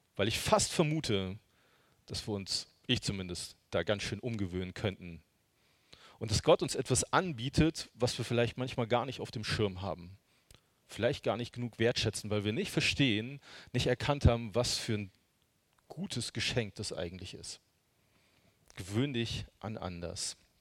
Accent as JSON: {"language": "German", "region": "Hesse", "country": "Germany", "tie": "born or raised there", "moved": "yes", "lives_now": "Görlitz, Germany", "said": "Die wohnen in Hessen, also ich bin gebürtiger Hesse"}